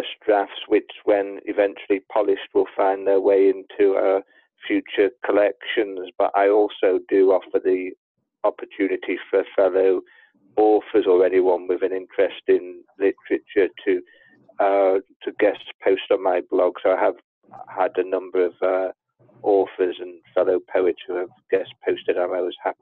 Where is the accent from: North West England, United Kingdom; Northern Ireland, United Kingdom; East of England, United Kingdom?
North West England, United Kingdom; Liverpool; now in London, United Kingdom; I'm actually from Liverpool